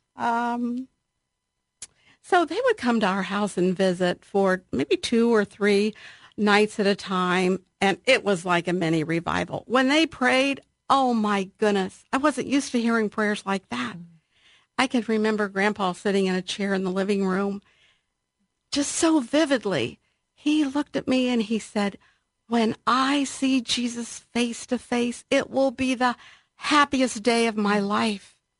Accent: Columbus, Ohio, United States; I grew up in Alton, which is on the west side of Columbus

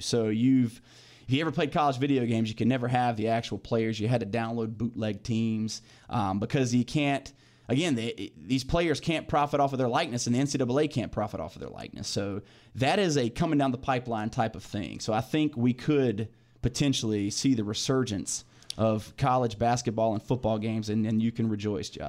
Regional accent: Clayton, North Carolina, United States; grew up in Clayton, born and raised, live in Clayton now.

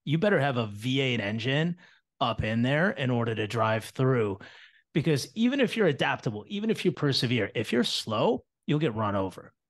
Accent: Battle Creek, Michigan, United States; also born or lived in Toledo, Ohio; I was born in Toledo, Ohio, and then my, um, my father got a job in Battle Creek, Michigan, and we moved to a street called Hogue Road

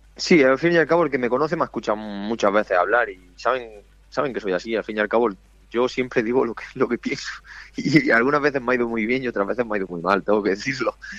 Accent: Spain; moved away; estoy por el pueblo para verano o para los días libres, que a mí mi pueblo me pilla una hora y media de Cartagena

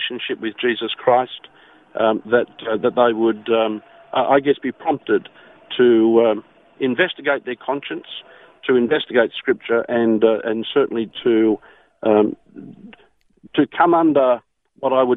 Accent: Australia; me as an Australian

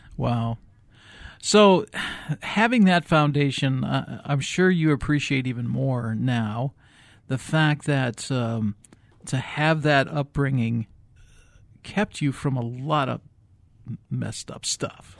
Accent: Midwest, United States; moved away; I grew up in the Midwest

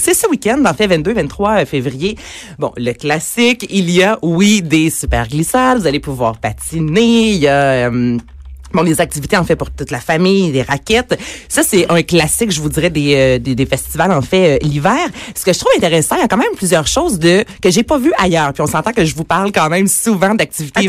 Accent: Varennes, Quebec, Canada; now in Montreal, Canada; Je suis à Montréal, je viens de Varennes.

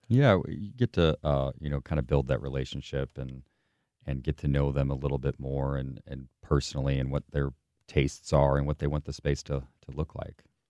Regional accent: St. Charles, Missouri, United States; from St. Louis, from St. Charles area, actually

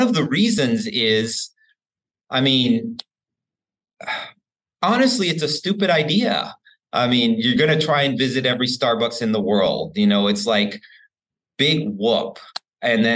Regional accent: Houston, Texas, United States; my hometown of Houston

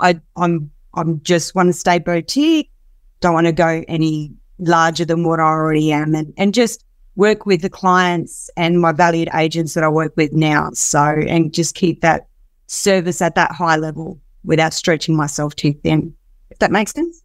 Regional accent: Darwin, Northern Territory, Australia; moved away as an adult; now in Perth, Australia; I'm originally from Darwin, so I came down here seven years ago now

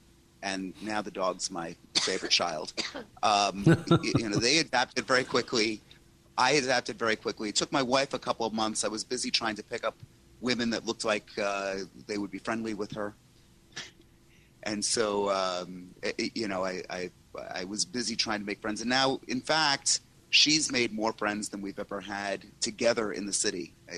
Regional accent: New York, United States; now in Boca Raton, United States; I moved from New York to Boca Raton, Florida.

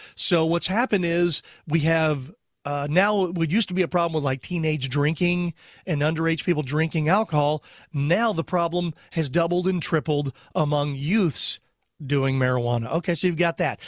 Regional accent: Texas, United States; I was born in Texas

